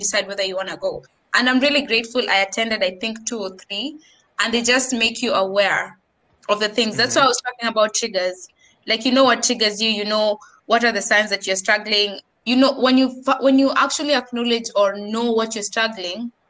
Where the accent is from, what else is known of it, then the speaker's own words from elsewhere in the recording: Kenya; accent: Bunyore, Nairobi, Kenyan; moved away as an adult; I have this accent. Ya Bunyore, ya Nairobi, ya being just Kenyan